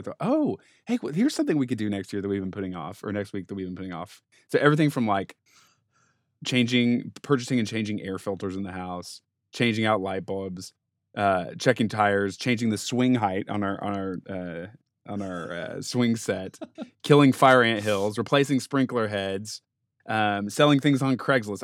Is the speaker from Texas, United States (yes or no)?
no; Denver, Colorado, United States; growing up in Denver, playing sports